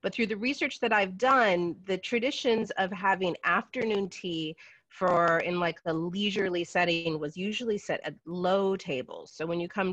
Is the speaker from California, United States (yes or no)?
yes; San Francisco, California, United States; now in Brooklyn, United States; I'm actually from San Francisco, California originally, but I have been in Brooklyn for 20 years